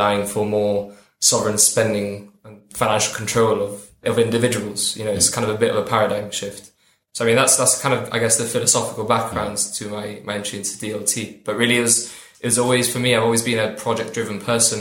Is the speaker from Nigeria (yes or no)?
no; Gibraltar; also born or lived in Cardiff / London; I'm from Gibraltar and I've gone to school in Gibraltar all the way through Bayside